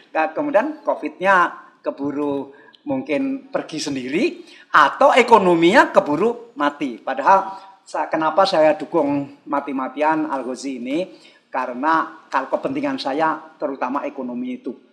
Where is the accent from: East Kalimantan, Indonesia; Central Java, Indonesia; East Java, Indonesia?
East Kalimantan, Indonesia; seandainya provinsi seperti Kalimantan Timur itu kampung saya